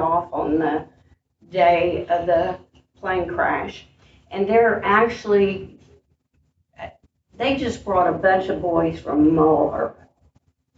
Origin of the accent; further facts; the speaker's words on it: West Virginia, United States; moved away; I'm from West Virginia, and a lot of times there's family cemeteries